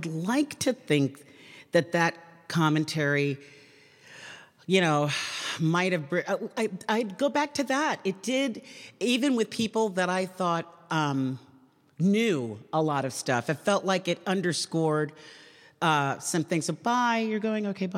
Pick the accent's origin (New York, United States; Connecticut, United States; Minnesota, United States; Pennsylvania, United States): New York, United States; New York City; I grew up in Queens, New York, the most diverse county in the country